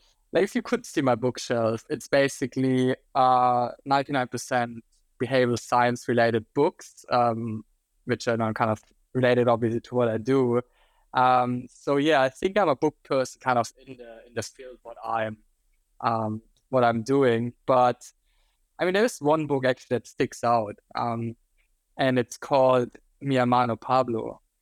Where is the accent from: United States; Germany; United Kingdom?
Germany; English is a second language; now in Australia; So for those of you who couldn't tell yet from listening to my terrible accent, I'm actually German. I'll never get rid of that accent, I think, even if I would be in Australia for 20 years.